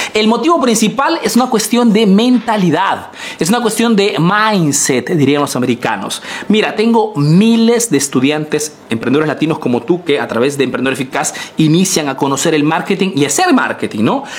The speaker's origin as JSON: {"language": "Spanish", "country": "Peru", "moved": "yes", "lives_now": "Italy"}